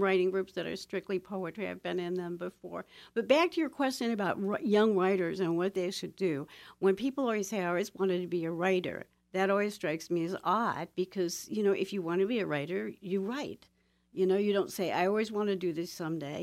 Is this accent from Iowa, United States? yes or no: no; Toledo, Ohio, United States; born or raised there; moved away